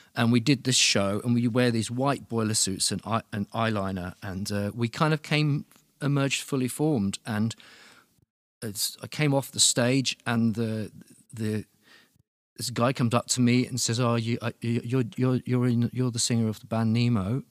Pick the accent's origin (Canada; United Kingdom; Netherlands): United Kingdom; Luton, East of England; moved away as an adult; now in Berlin, Germany; I'm from Luton, which is, which is, like, just outside London.